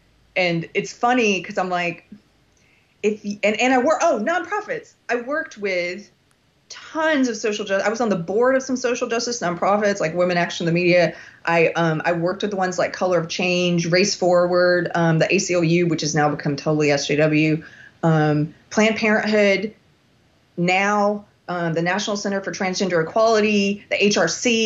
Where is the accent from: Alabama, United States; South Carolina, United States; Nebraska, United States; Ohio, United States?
South Carolina, United States; moved away; also born or lived in Los Angeles; South Carolina, which is my home state